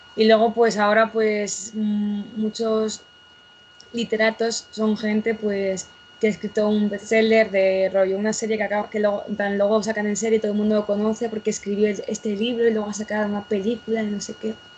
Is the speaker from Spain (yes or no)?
yes; Spain